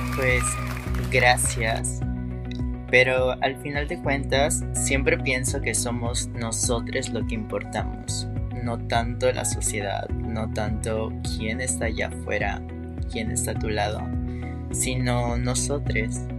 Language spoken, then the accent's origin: Spanish; Veracruz, Mexico; Soy de Veracruz, Ver.